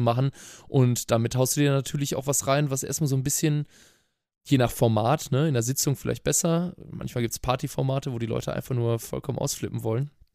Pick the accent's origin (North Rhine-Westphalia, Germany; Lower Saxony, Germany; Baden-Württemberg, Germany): North Rhine-Westphalia, Germany; Cologne; Ich bin in Köln groß geboren und aufgewachsen